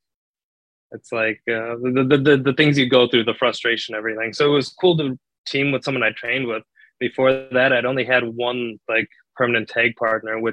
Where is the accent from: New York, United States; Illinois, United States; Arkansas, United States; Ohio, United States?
Illinois, United States; Chicago area; I grew up in the Allstate Arena, Rosemont Horizon.